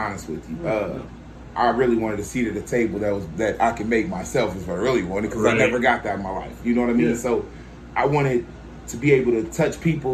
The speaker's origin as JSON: {"language": "English", "town": "Bloomington", "region": "Illinois", "country": "United States", "tie": "born or raised there", "said": "I'm a West Side kid. I grew up on the West Side"}